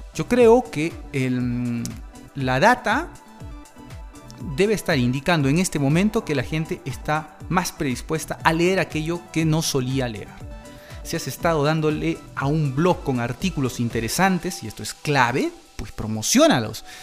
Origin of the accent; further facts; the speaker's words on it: Peru; de mi país, de Perú